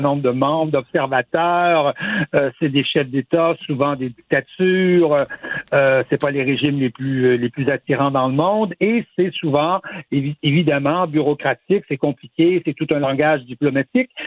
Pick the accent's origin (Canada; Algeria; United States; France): Canada; Quebec; first language French; Le français, c'est notre langue maternelle, mais on n'a pas cet héritage euh, colonial